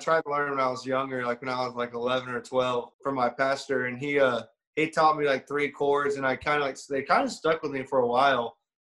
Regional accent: Webster, Florida, United States; moved away; So where I'm from Central Florida. Okay. It's about an hour west of Orlando. Mm-hmm. It's in the middle of nowhere, small town, like 900 people. It's called Webster.

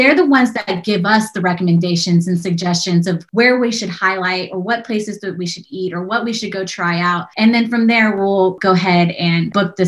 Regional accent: San Antonio, Texas, United States; I'm from San Antonio

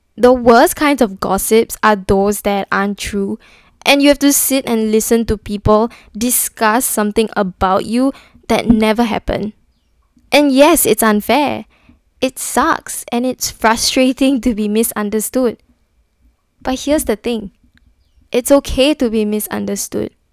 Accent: Singapore; I'm from Singapore

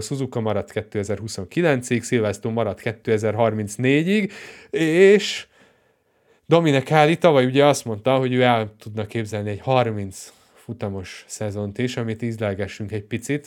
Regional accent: Hungary; magyar vagyok

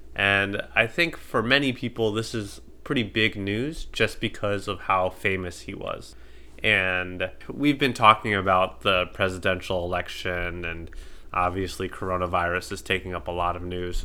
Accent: United States; I'm American

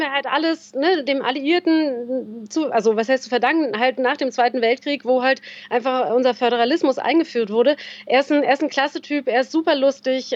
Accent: Berlin, Germany; moved away as an adult; now in Bavaria, Germany; mit 45 als äh, gebürtige Berlinerin meiner Heimat äh, entwurzelt worden

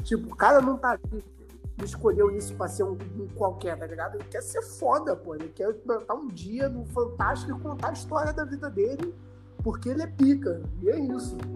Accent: Brazil; eu sou brasileiro

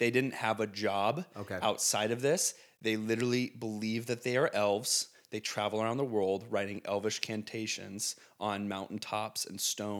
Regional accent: Indiana, United States; Well, I come from Indiana, and that's that's not a real thing.

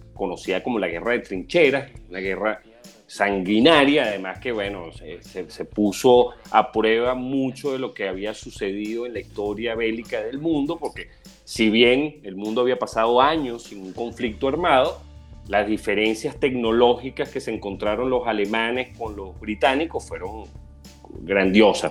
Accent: Venezuela; como venezolano

